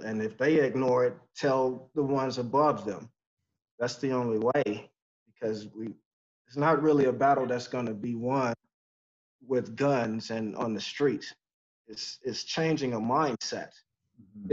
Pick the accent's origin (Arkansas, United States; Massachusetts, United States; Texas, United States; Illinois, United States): Texas, United States; also born or lived in Detroit, Michigan; I was born in Detroit, but you know I left there when I was two, and spent the most in Texas.